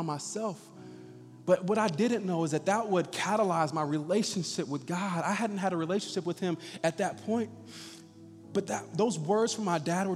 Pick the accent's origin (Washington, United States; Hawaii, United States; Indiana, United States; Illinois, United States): Indiana, United States; Indianapolis; I was born and raised right here in Indianapolis